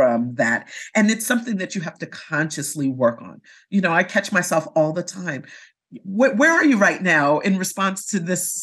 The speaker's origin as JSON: {"language": "English", "town": "New York City", "region": "New York", "country": "United States", "tie": "born or raised there", "said": "growing up in New York City and having lots of resources that were available to me"}